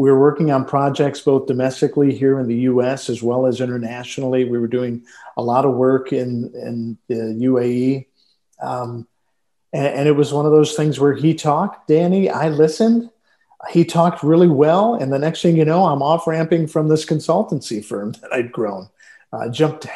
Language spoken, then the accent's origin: English; Detroit, Michigan, United States; born and raised in Detroit, Michigan